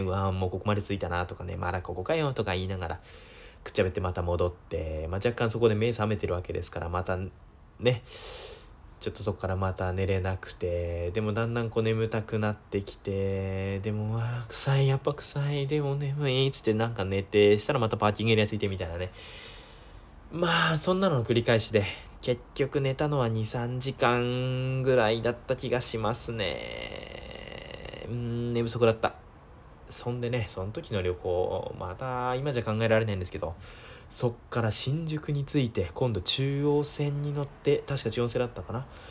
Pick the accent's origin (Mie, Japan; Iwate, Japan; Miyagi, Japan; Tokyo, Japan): Miyagi, Japan; Sendai; えー、出身は宮城県です。えー、生まれも宮城県、えー、育ちも宮城県、えー、今も宮城県、えー、ずっと宮城県です。